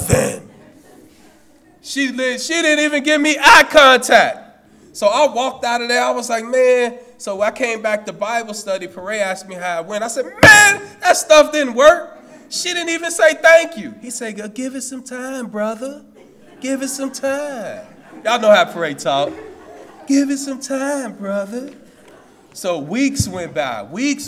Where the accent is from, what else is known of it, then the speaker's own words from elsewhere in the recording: Chicago, Illinois, United States; I'm from Cabrini Green. I'm from the CG